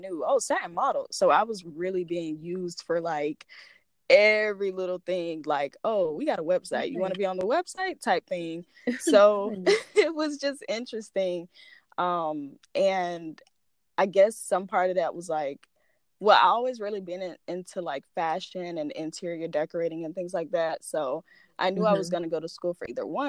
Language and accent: English; Florida, United States; now in Alabama, United States; originally from Florida, but I currently reside in Alabama